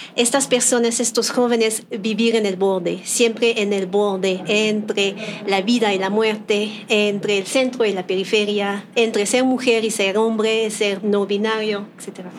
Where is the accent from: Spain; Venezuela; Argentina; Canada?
Canada; Spanish is a second language; moved away as an adult; now in Mexico City, Mexico; yo soy canadiense. Llegué aquí en la Ciudad de México hace 12 años.